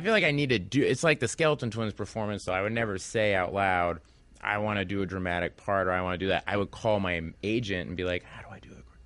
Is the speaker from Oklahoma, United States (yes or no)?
yes; Tulsa, Oklahoma, United States; moved away; I came from Tulsa, Oklahoma